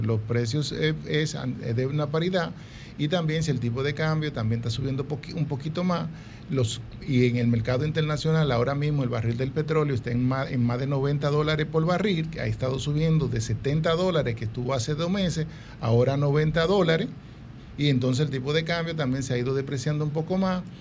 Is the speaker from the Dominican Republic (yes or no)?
yes; Dominican Republic; somos dominicanos